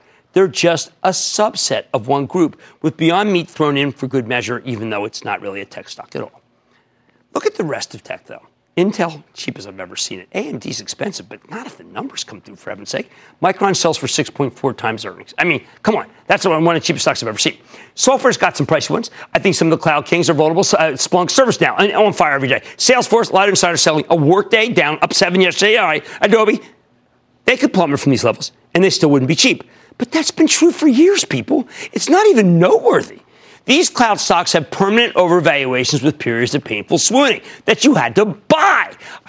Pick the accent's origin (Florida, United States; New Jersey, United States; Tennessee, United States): New Jersey, United States; Now I need to speak to Eileen in my home state of New Jersey.